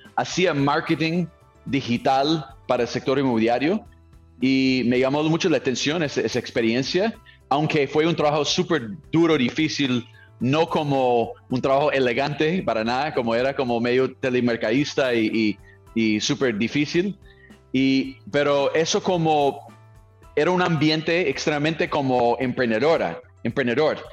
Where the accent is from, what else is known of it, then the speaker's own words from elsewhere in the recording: California, United States; Spanish is a second language; moved away as an adult; also born or lived in Colombia / Brazil / Mexico; soy de California, ¿no? Eh, Estados Unidos.